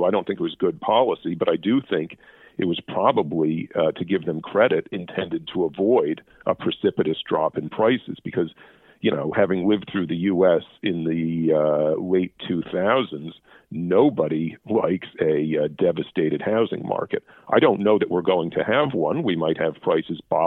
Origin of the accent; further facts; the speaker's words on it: United States; now in Canada; being American